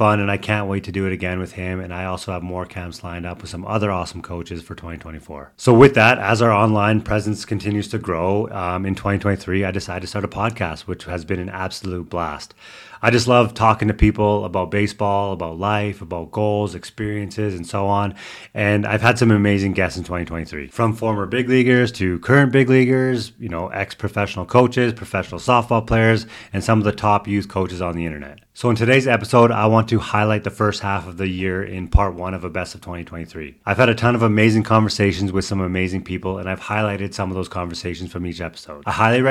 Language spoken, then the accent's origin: English; Canada; obviously being Canadian